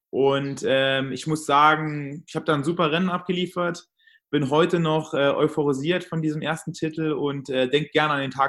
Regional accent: Trier, Rhineland-Palatinate, Germany; Da habe ich mir hier um meinen Heimatort in Trier einige Streckenkombinationen so zusammengelegt.

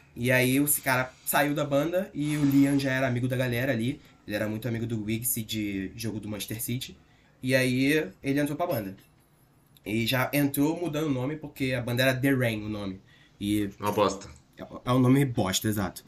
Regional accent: Rio de Janeiro, Brazil; also born or lived in Curitiba; eu sou carioca, sempre, sempre morei aqui

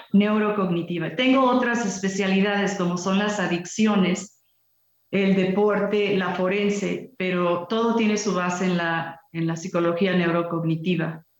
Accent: Mexico

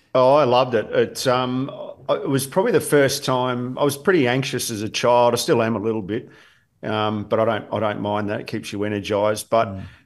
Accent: Williamstown, Victoria, Australia; I was born not far from here in Williamstown in in in, in Footscray Hospital

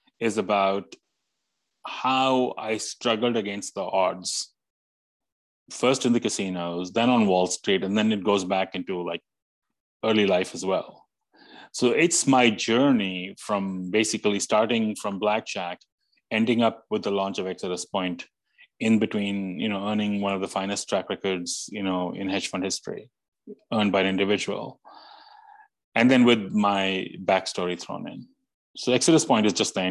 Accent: India; moved away as an adult; now in New York, United States; growing up in India, becoming an electrical engineer, hating electrical engineering, coming to the US

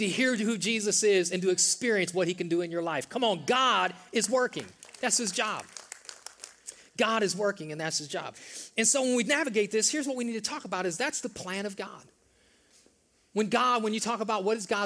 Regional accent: the North, United States; now in the South, United States; I grew up in the North, most of you guys know that, in the North it snows in the winter

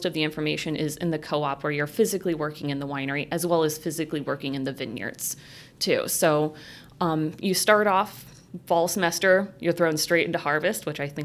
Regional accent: St. Joseph, Michigan, United States; also born or lived in Milwaukee, Wisconsin; I grew up in South St. Joe, so just outside of St. Joe, and actually a farm that my parents had

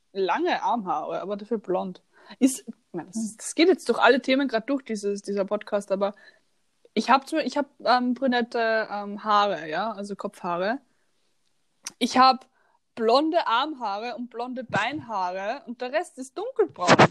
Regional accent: Austria; accent: Austrian; ich kann keinen Dialekt, ich rede nur Österreichisch

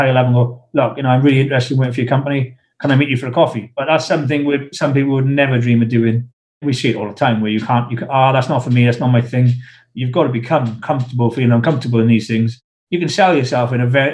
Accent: South Wales, United Kingdom; accent: South Wales; moved away as an adult; I'm from South Wales

